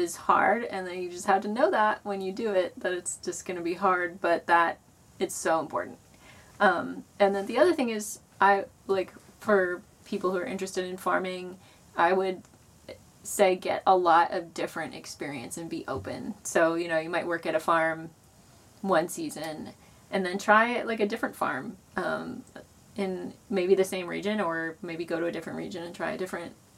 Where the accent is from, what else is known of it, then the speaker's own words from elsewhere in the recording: Louisville, Kentucky, United States; moved away; I'm from Louisville